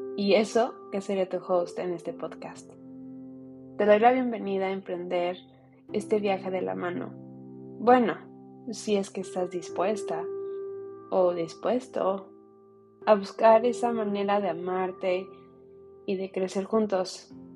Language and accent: Spanish; United States; Soy una mujer mexicana que nació y creció en los Estados Unidos